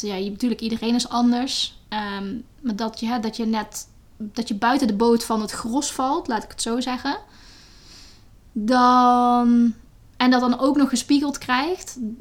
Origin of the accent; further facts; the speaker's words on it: Netherlands; moved away as an adult; also born or lived in Latin America; in Nederland. Dat is mijn, waar ik opgegroeid ben